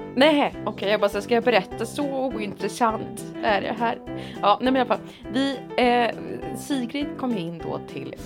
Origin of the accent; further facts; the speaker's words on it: Motala, Östergötland, Sweden; moved away; Åkte hem till mamma där jag då sov eftersom jag var hemma i Motala